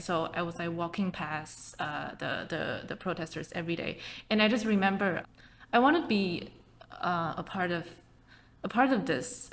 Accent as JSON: {"language": "English", "region": "Taipei", "country": "Taiwan", "tie": "born or raised there", "second_language": "English", "said": "I started just like you know a lot of kids in Taipei. I started learning English when I was in kindergarten"}